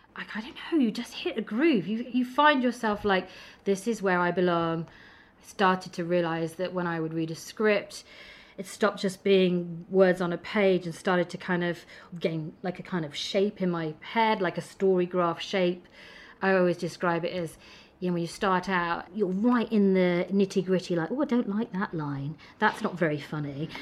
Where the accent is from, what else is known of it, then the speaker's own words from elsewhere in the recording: Midlands, United Kingdom; moved away as an adult; now in London, United Kingdom; I travelled south from growing up in the Midlands.